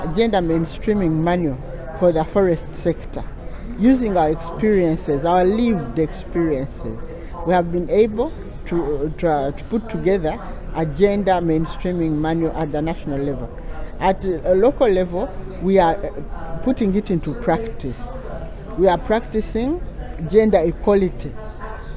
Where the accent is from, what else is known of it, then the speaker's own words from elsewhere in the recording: Uganda; I come from Uganda